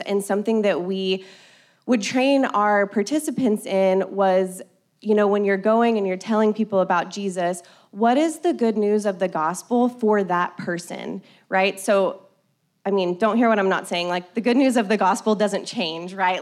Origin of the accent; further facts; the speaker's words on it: Colorado City, Texas, United States; I grew up in Colorado City, not far from here